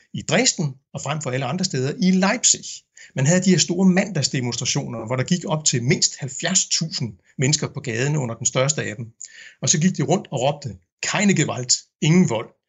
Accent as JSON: {"language": "Danish", "country": "Denmark", "also_born_or_lived": "Berlin, Germany", "first_language": "Danish", "moved": "as an adult", "lives_now": "Meissen, Germany", "said": "lige så højt jeg elsker mit modersmål, lige så store problemer har jeg egentlig med mit fædreland"}